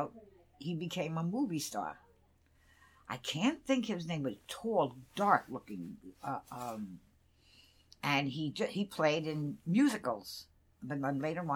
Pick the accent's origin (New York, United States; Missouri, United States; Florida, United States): New York, United States; New York City; I grew up on Throop Avenue